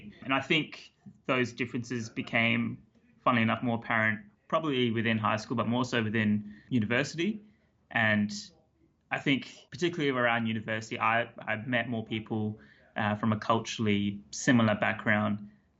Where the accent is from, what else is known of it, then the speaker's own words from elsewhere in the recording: Australia; So I was actually born in Australia. My parents came to Australia, I think about 26, 27 years ago. And yeah, born and raised in Australia. Went to high school here.